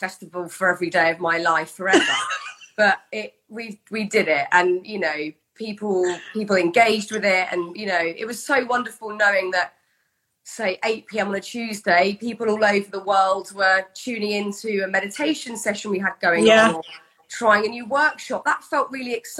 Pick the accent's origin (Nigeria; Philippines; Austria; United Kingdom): United Kingdom; as a Brit